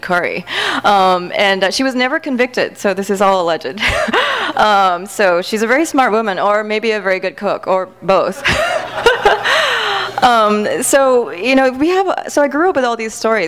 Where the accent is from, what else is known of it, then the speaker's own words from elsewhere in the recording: Singapore; moved away as an adult; now in United States; I grew up in Singapore